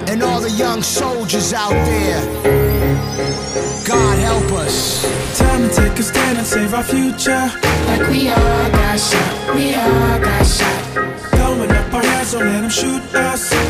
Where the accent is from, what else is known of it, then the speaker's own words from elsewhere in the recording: Indonesia; keliling luar negeri sebagai orang Asia, sebagai orang Indonesia.